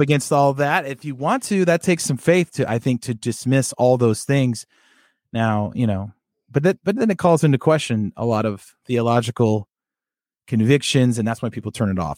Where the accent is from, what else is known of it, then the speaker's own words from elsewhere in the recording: Sacramento, California, United States; I grew up in the Sacramento area